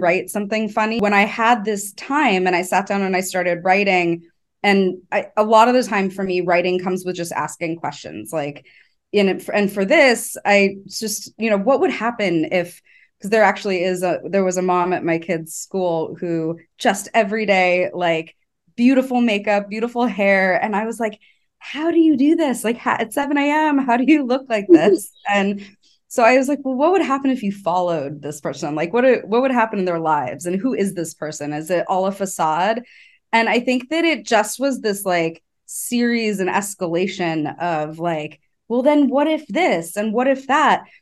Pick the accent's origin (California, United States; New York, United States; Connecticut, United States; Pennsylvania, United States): California, United States; Los Angeles; I grew up around creatives. I'm from Los Angeles